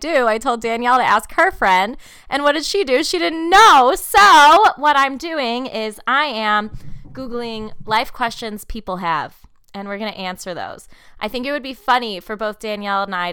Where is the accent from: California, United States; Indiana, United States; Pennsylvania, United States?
Indiana, United States; Munster; moved away; I am back in Northwest Indiana, aka my hometown, Munster, Indiana